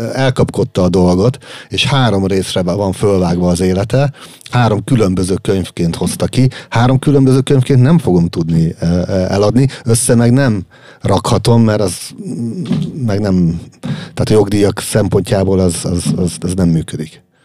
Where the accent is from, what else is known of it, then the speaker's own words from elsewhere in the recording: Hungary; magyarok vagyunk